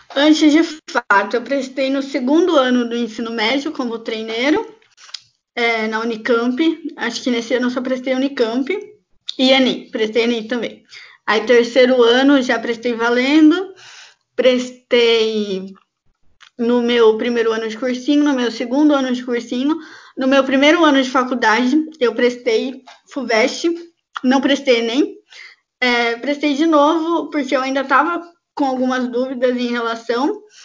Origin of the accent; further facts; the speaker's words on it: Campinas, São Paulo, Brazil; eu sou de Campinas, interior de São Paulo